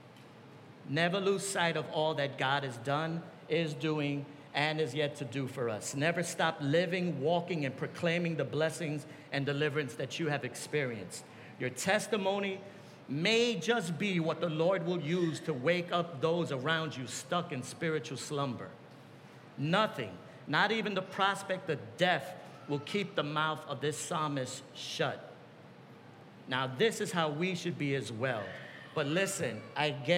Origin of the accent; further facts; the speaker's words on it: New York, United States; I come from New York.